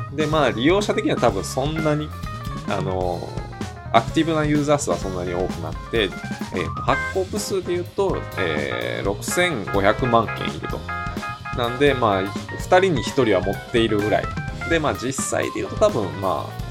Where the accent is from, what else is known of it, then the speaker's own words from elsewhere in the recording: Hyogo, Japan; 私の出身が兵庫県